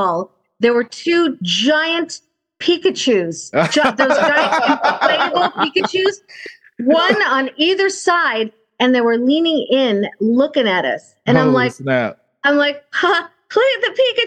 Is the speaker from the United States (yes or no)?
yes; California, United States; grew up in California